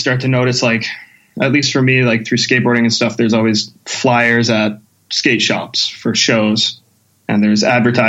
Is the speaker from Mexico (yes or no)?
no; St. Albert, Alberta, Canada; also born or lived in Whitehorse, Yukon; I grew up in St. Albert, which was like, at the time, it wasn't too big.